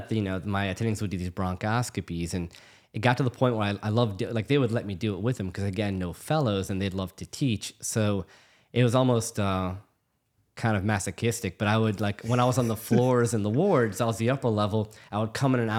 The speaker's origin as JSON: {"language": "English", "town": "New Orleans", "region": "Louisiana", "country": "United States", "tie": "born or raised there", "said": "but I'm born and raised in New Orleans. So I'm pretty much full on New Orleanian, I think. I was born and raised here. I was actually born at Tulane"}